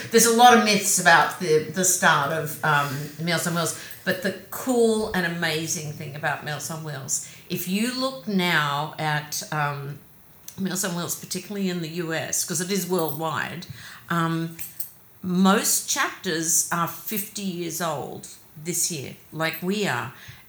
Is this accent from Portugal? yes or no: no; Australia; also born or lived in London, United Kingdom; now in United States; I'm Australian. I was born in Australia. We moved around every couple of years, so I've always been itinerant there.